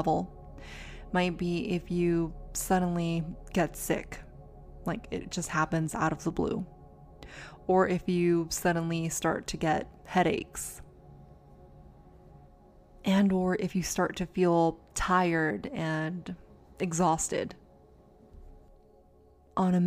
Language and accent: English; San Diego, California, United States; moved away; I got to go back to San Diego, my hometown.